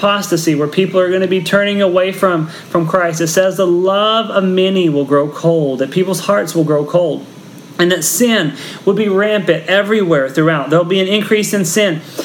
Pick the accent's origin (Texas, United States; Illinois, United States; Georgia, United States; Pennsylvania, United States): Texas, United States; now in Philippines; I'm from Texas, and so I grew up in the middle of wheat country